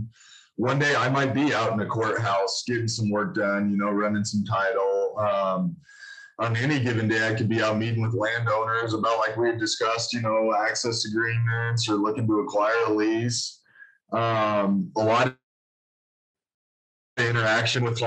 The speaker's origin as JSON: {"language": "English", "town": "Casper", "region": "Wyoming", "country": "United States", "tie": "born or raised there", "also_born_or_lived": "Denver, Colorado", "said": "I'm born and raised in Wyoming. I've basically been between Casper and Denver my whole life"}